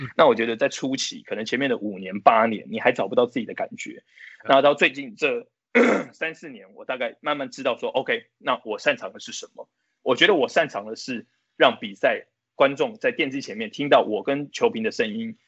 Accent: Taiwan; 我们就是台湾人

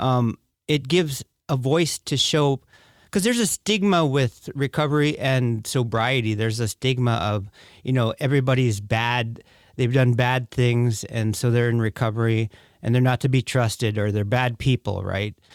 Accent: Bethel, Alaska, United States; I was born and raised in Bethel, Alaska

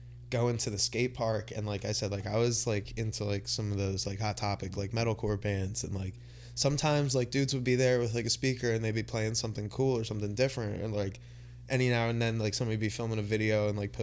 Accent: Briarcliff, Pennsylvania, United States; also born or lived in Havertown, Pennsylvania; I grew up in Briarcliff and I went to Catholic school at St. Joe's in Collingdale

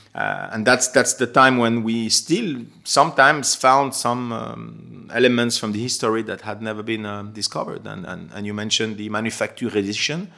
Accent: Geneva, Switzerland; moved away as an adult; also born or lived in London; being Swiss myself and born and raised in Geneva

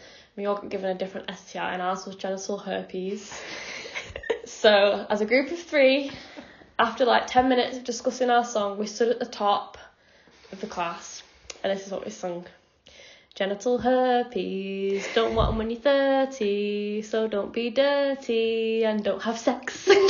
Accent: Manchester, North West England, United Kingdom; I'm from Manchester.

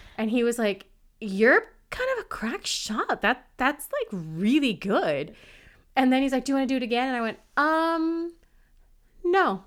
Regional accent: United States; I'm American

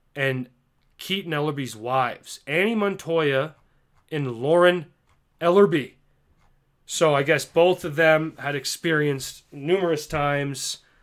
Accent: Canada; accent: Canadian

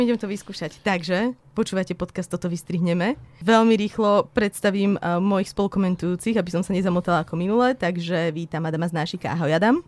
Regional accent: Trebišov, Košice Region, Slovakia; now in Bratislava, Slovakia; Ja som sa narodila v Trebišove a teraz žijem v Bratislave

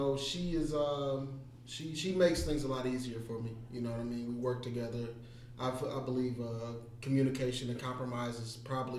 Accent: Detroit, Michigan, United States; I'm from Detroit.

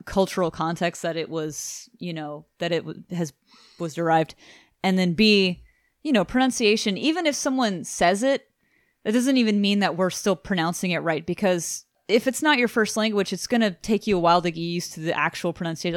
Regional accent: Houston, Texas, United States; we are from Houston, fucking Texas

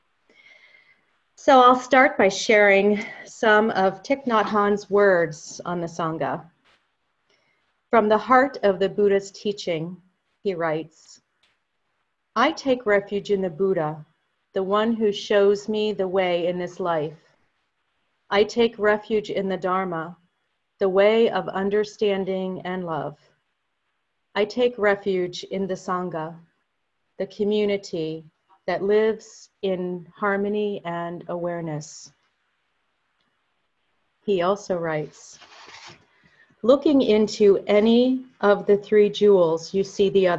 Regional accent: Hollidaysburg, Pennsylvania, United States; a thriving Lutheran congregation in my hometown of Hollidaysburg

